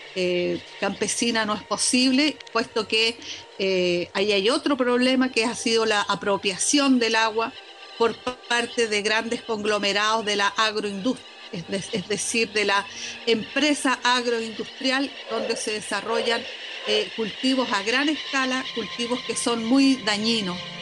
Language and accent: Spanish; Valparaíso, Chile; also born or lived in Belgium; soy porteña, soy porteña, soy porteña, nacida y criada. Y, bueno, siempre feliz en mi, en mi ciudad.